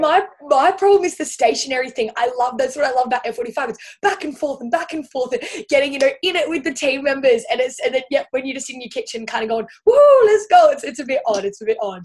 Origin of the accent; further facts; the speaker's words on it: Central Coast, New South Wales, Australia; moved away as an adult; now in Gold Coast, Australia; originally from the Central Coast. So it's kind of like smack bang in between Sydney and Newcastle.